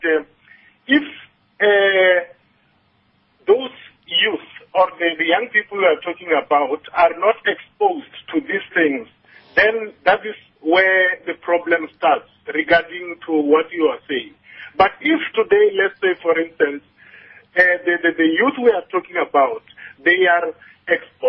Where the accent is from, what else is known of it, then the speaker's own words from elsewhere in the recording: Mahabeng area, west of Polokwane, Limpopo, South Africa; I was born and bred in the Mahabeng area, which is a very rural, poor place, about 100 kilometers towards the western side of Polokwane.